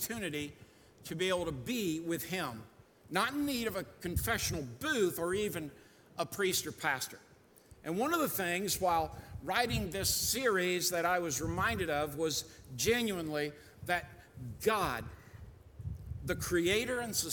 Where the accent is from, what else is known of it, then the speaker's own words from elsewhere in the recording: United States; also born or lived in Rhode Island / Daytona Beach, Florida; I grew up in Rhode Island and in Daytona Beach, Florida, on the ocean a lot